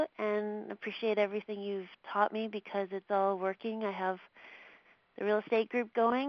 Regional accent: near Vancouver, British Columbia, Canada; also born or lived in Florida; Yep, near Vancouver

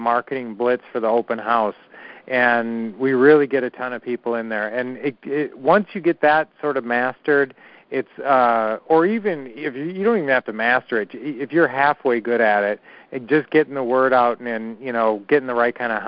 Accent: Minnesota, United States; we grew up in Minnesota

